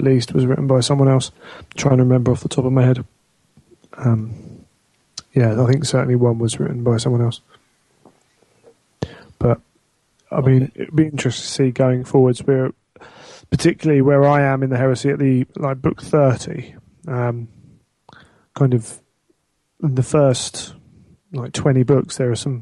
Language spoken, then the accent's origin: English; England, United Kingdom; I happen to be English.